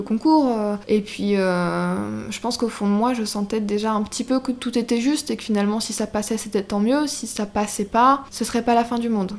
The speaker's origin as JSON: {"language": "French", "town": "Rochefort-en-Terre", "region": "Brittany", "country": "France", "tie": "born or raised there", "also_born_or_lived": "Barcelona", "said": "mon village natal à Rochefort-en-Terre"}